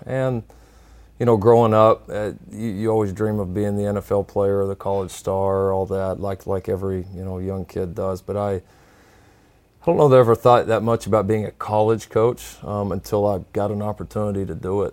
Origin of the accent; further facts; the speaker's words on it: Texas, United States; I grew up, growing up in a program that in the state of Texas